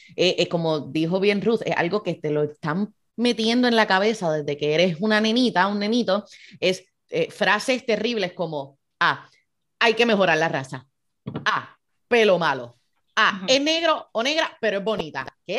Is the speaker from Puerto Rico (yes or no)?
yes; Puerto Rico; nosotros como puertorriqueños navegamos esas complejidades raciales